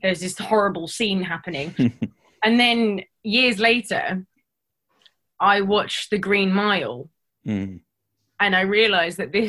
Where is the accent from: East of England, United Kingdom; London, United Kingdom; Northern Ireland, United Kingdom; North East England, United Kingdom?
London, United Kingdom; I'm from London